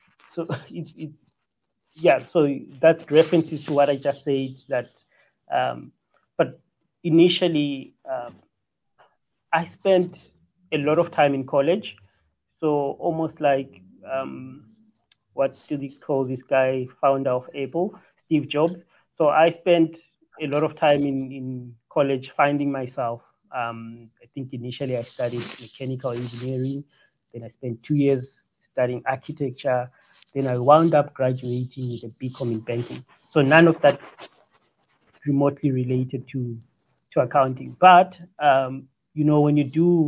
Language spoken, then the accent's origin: English; Bulawayo, Zimbabwe; now in South Africa; grew up in the townships, just the streets of Bulawayo, Zimbabwe